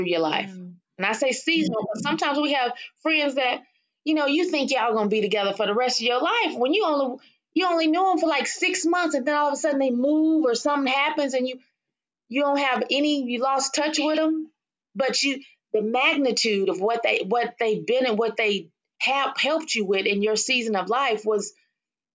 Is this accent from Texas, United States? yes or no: yes; Waco, Texas, United States; I'm from Waco, Texas